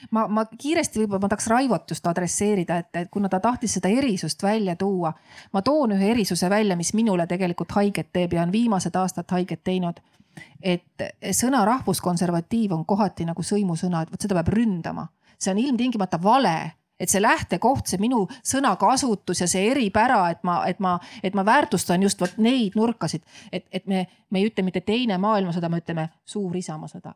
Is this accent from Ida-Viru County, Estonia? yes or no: no; Viljandi, Viljandi County, Estonia; tuli tema pere siis Viljandisse elama ja kohtus seal minu mulgist isaga, et isa on mul eestlane, ema ingeri soomlane